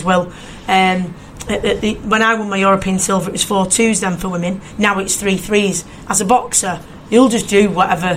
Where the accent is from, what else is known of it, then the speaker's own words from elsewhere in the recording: United Kingdom; as a British boxing fan